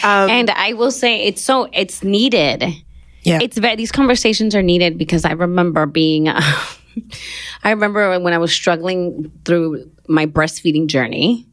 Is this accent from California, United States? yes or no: yes; Los Angeles, California, United States; Born and raised in Los Angeles, mid city